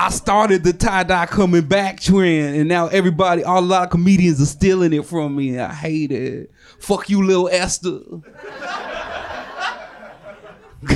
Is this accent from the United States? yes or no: yes; the Northwest, Pacific Northwest, United States; from the Northwest like myself